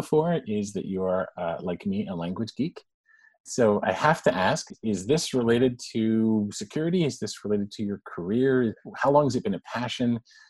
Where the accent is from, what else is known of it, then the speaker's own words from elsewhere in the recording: Montreal, Quebec, Canada; also born or lived in Morocco; my dad took a foreign posting in Morocco and I picked up Arabic as my first school language and French, but I grew up in Quebec. So I grew up with French around me and not as much English because of where I lived in Montreal. And yet my parents were both native English speakers.